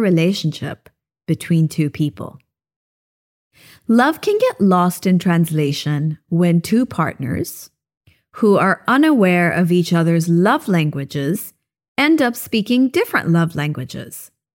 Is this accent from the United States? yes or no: no; Japan; now in Philippines; We had a tiny little Christmas tree when I was growing up in Japan